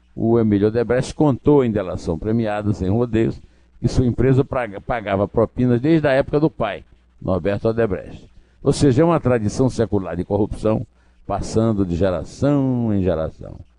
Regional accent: sertão of the Northeast, Northeast Region, Brazil; lá no sertão do Nordeste, onde eu nasci e fui criado

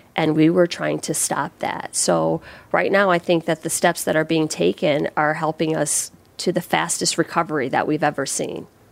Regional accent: Waterbury, Connecticut, United States; I grew up right here in Waterbury

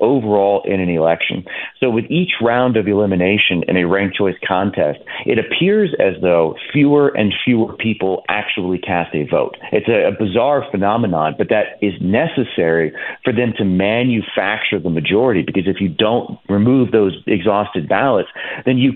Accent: Virginia, United States; my home state of Virginia

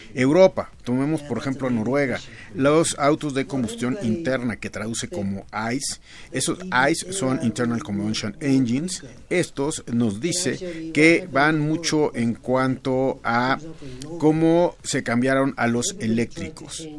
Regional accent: Mexico; para nosotros, los clientes mexicanos

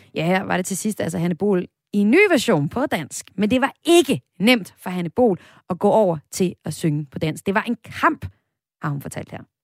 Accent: Jutland, Denmark; jeg er selv jyde

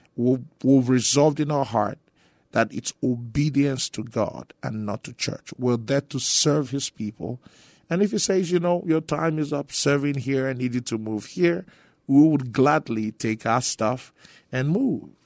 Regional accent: Nigeria; moved away as an adult; also born or lived in Grand Prairie, Texas; now in San Antonio, United States; I was born and raised in Nigeria for the first twenty years of my life

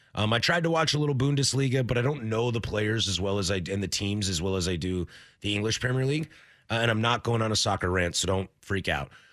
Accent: Washington, United States; also born or lived in Idaho; now in Portland, United States; I grew up in Washington. I'm a Northwest native

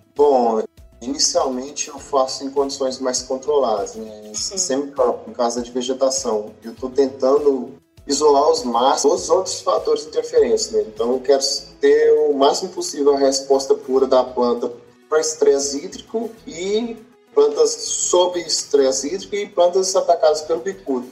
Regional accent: Pompéu, Minas Gerais, Brazil; moved away as an adult; also born or lived in Viçosa, Brazil; now in Jaboticabal, Brazil; eu sou natural de Pompeu, Minas Gerais

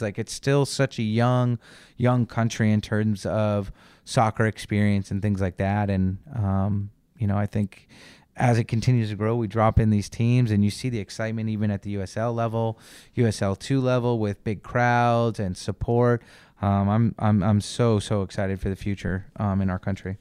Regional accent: United States; accent: American; our American accents

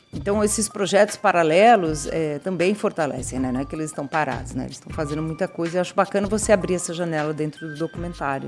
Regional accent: São Paulo, Brazil; Eu sou paulistana, paulistana é da periferia. Não sou nem da ZN, nem da, da Zona Sul, sou da Zona Leste.

